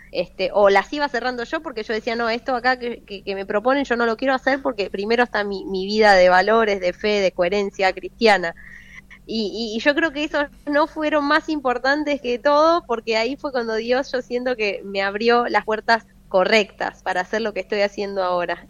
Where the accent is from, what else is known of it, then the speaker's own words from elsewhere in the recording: Buenos Aires, Argentina; moved away as an adult; now in Franklin, United States; mi tierra